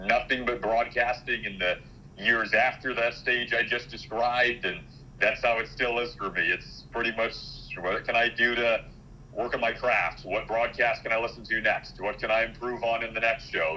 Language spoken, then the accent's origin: English; Michigan, United States; moved away as an adult; also born or lived in Detroit; now in Chicago, United States; growing up in Michigan